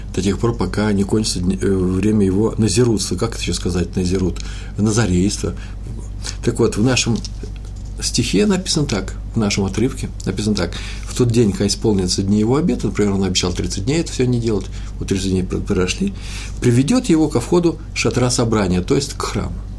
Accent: Russia; now in Jerusalem, Israel; мы из России

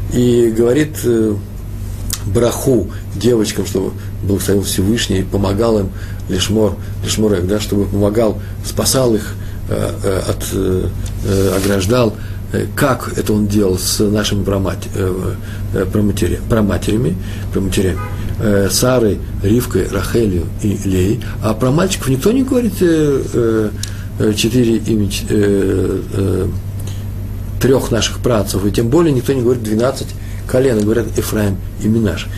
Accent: Russia; moved away; я же из России, я из того мира

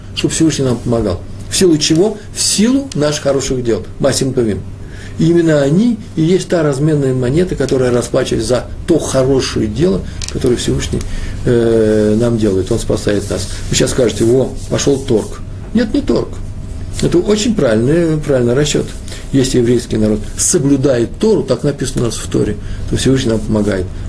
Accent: Russia; я из России.

